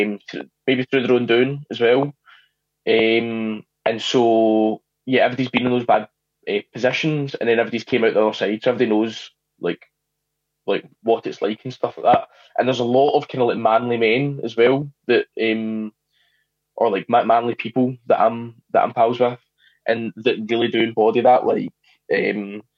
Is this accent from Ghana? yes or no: no; Scotland, United Kingdom; I grew up in Scotland